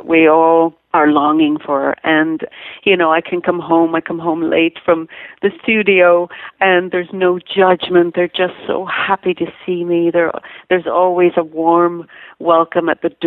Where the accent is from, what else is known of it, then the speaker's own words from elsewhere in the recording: Ireland; now in Malibu, United States; I, of course, am also born and raised in Ireland